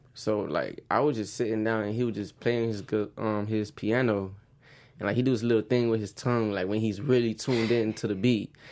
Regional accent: Oakland Park, Florida, United States; Growing up in Oakland Park

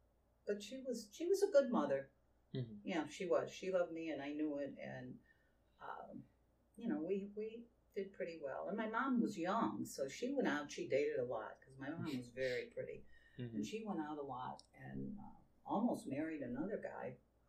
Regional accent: New England, United States; accent: New England; After all these years. They still say, okay, where are you from in New England?

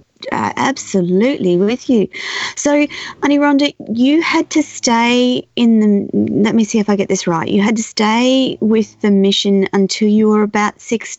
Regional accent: Australia

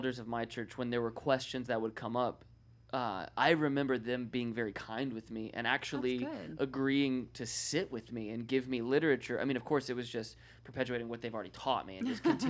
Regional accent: North Carolina, United States; now in California, United States; I'm from North Carolina. I live in California now

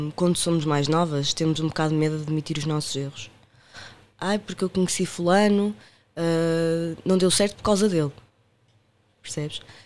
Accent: Porto, Norte, Portugal; accent: Porto; moved away as an adult; now in Lisbon, Portugal; sou natural do Porto, como podem ver pelo meu sotaque

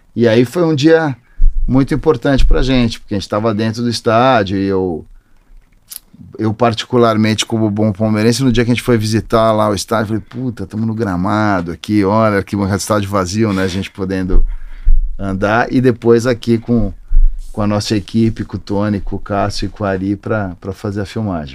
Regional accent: São Paulo, Brazil; Eu sou paulistano, nascido, criado e vivo, vivi aqui a vida inteira

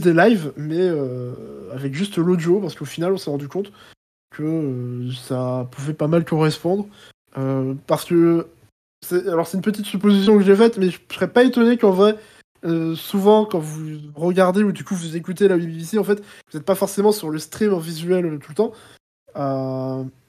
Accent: France; je parle en tant que français

